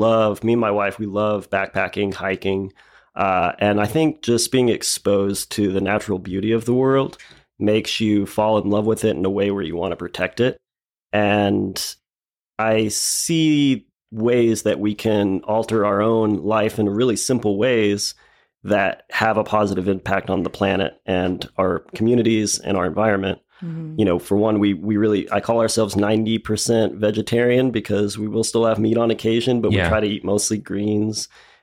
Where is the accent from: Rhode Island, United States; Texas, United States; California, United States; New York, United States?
Texas, United States; Dallas; moved away as an adult; now in Lubbock, United States; So I grew up in Dallas